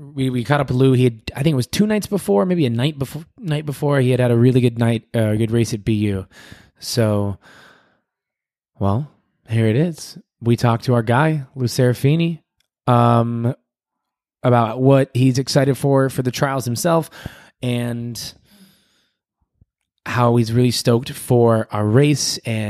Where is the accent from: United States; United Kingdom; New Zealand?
United Kingdom; London; he was running, and I'm from London, and I saw him take a turn